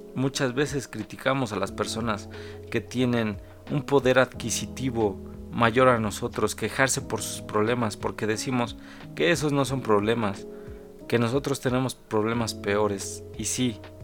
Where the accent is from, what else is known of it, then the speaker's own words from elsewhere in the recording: Mexico; mi país, el cual es México